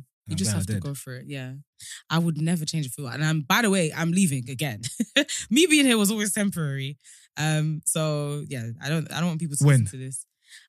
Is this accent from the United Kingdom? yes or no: yes; London, United Kingdom; also born or lived in Colombia; And we're friends from London. I mean, we're both from London